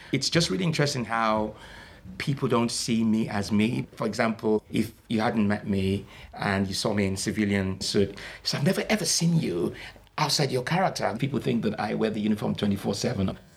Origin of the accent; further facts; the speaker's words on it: Nigeria; also born or lived in Liverpool, United Kingdom; I went back at the age of five and I came back at the age of 19.